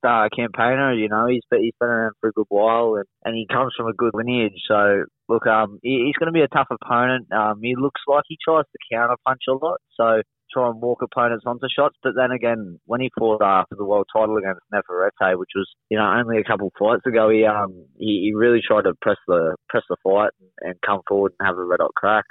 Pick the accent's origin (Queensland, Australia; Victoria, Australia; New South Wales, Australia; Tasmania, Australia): New South Wales, Australia; Wollongong; down in Wollongong, down my hometown